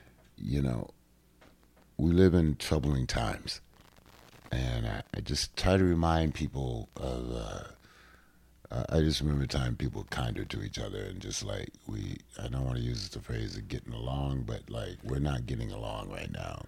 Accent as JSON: {"language": "English", "town": "Washington", "region": "District of Columbia", "country": "United States", "tie": "born or raised there", "said": "the Kennedy Center, which is my hometown."}